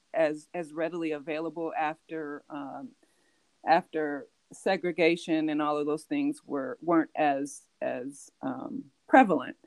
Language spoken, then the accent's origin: English; California, United States; also born or lived in New York; I was born in New York, and I've been in California since I was five years old